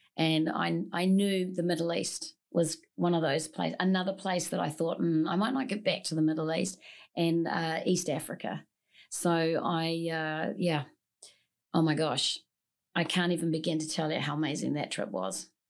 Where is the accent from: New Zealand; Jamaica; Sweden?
New Zealand; moved away; I'm originally from New Zealand, born and, born and raised